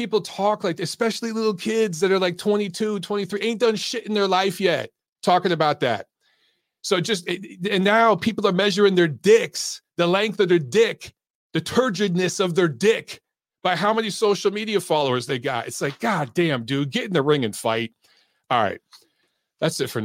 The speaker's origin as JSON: {"language": "English", "country": "United States", "said": "I'm an American. I love my country. Okay. I served my country."}